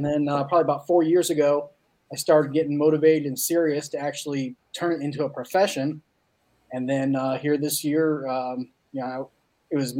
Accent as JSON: {"language": "English", "region": "Midwest", "country": "United States", "said": "I'm from the Midwest"}